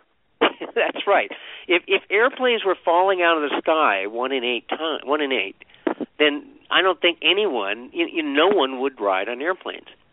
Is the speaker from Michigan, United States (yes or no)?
no; Vermont, United States; I grew up in Vermont